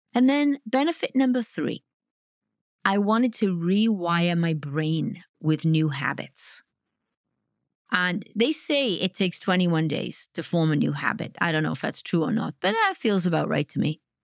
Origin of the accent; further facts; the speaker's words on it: Wales, United Kingdom; now in Detroit, United States; I grew up in Wales